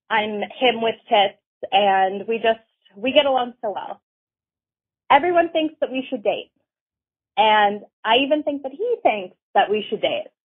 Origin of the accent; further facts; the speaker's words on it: Canada; I'm from Canada.